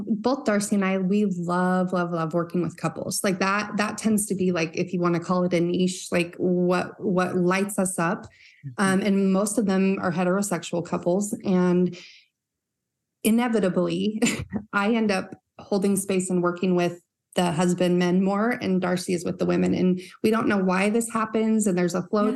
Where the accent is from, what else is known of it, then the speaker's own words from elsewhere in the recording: Northern Utah, United States; growing up in Northern Utah